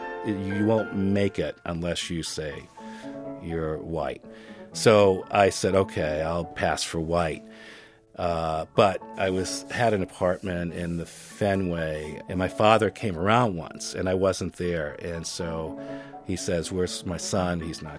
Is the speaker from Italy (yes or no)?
yes; Naples, Campania, Italy; born there; they got married, I was born in Naples.